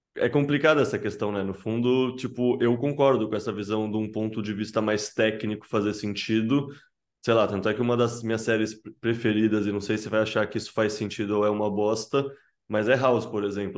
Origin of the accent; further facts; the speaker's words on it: Brazil; A gente, como brasileiro, tem muito essa cultura do jeitinho